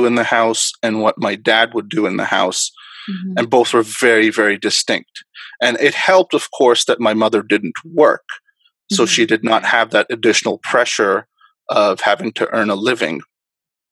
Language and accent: English; Dubai, United Arab Emirates; moved away; also born or lived in Karachi, Pakistan; I actually was born in Karachi in Pakistan, and I grew up actually in Dubai.